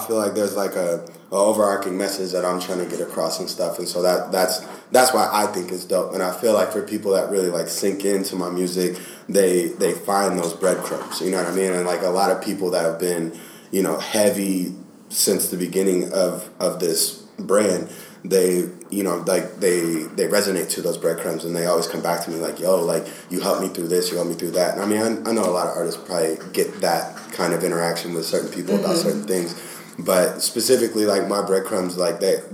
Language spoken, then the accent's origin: English; Portland, Oregon, United States; I'm based out of Portland. That's like my hometown.